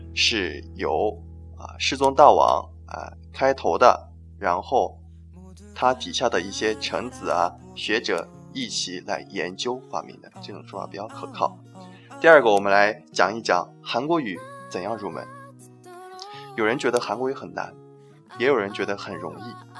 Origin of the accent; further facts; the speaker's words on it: China; 学韩语的话，对我们中国人来说还是呃比较容易的一种语言。